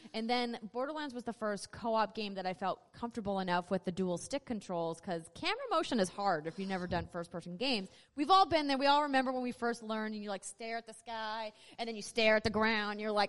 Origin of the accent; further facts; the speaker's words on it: North Dakota, United States; accent: North Dakota; Is it my North Dakota accent coming out?